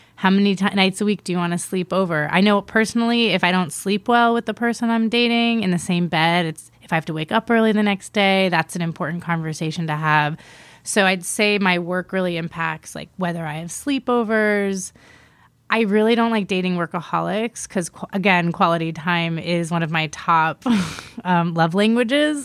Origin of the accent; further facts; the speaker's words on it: East Coast, United States; moved away; also born or lived in Miami / New York; I'm originally from the East Coast, Miami and New York.